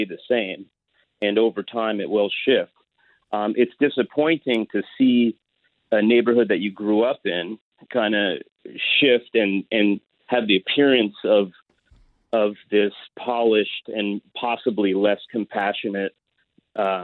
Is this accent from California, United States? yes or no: yes; Los Angeles, California, United States; I grew up in Venice in the 80s